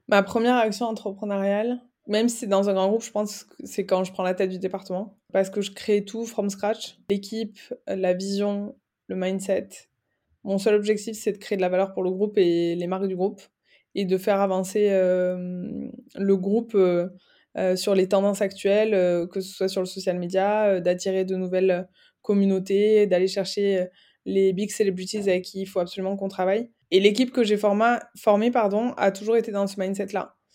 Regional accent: Aveyron, Occitania, France; moved away as an adult; also born or lived in Toulouse / Dublin / Barcelona; now in Paris, France; je suis originaire du sud euh, de la France, de l'Aveyron, entre Toulouse et Montpellier

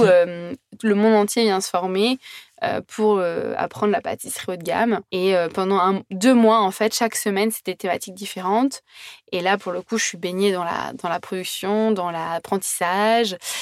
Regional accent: Brittany, France; also born or lived in Australia; je suis bretonne

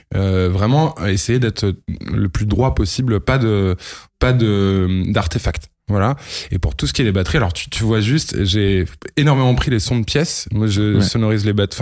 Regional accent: Lille, Hauts-de-France, France; j'ai 32 ans. Euh, je viens de Lille

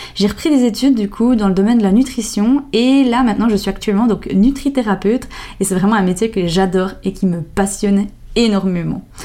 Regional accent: Jura, Switzerland; accent: Jura; mon bon vieil accent, il vient du Jura. Alors euh, oui, on a apparemment un bon accent. Euh, j'ai grandi dans un tout petit village en plein milieu de la nature

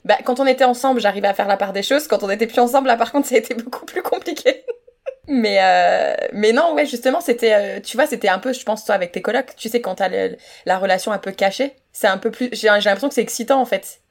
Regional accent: France; moved away; en tant que française

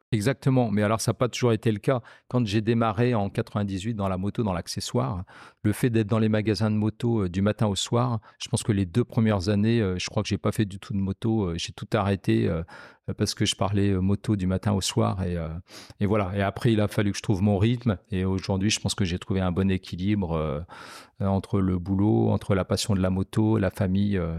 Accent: Picardy, Hauts-de-France, France; moved away as an adult; now in Lyon, France; Je suis originaire de Picardie et euh, je suis arrivé à Lyon en 2006

